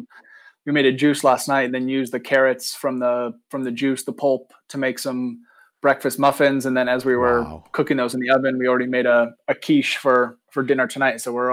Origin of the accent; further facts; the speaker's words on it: Oregon, United States; also born or lived in Nice, France; so I grew up in Oregon on the West Coast